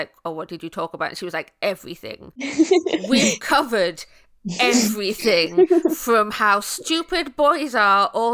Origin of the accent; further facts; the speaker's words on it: Midlands, United Kingdom; I grew up in the Midlands in my teenage years